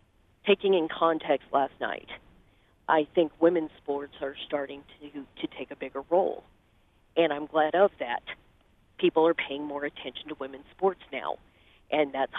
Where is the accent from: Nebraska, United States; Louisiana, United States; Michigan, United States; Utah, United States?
Nebraska, United States; I was born and raised in Nebraska